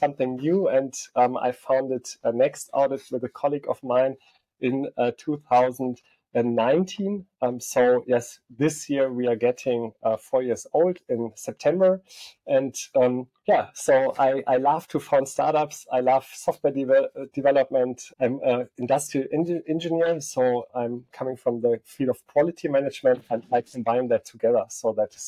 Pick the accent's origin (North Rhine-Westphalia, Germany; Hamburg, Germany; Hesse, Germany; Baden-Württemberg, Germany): North Rhine-Westphalia, Germany; Aachen; also born or lived in Barcelona / Stuttgart